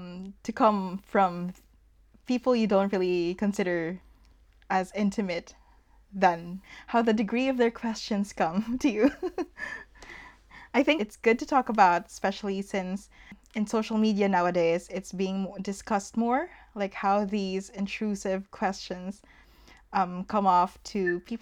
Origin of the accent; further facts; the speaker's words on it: Philippines; And me, I'm not in the Philippines anymore, but being a Filipino here, it still follows me.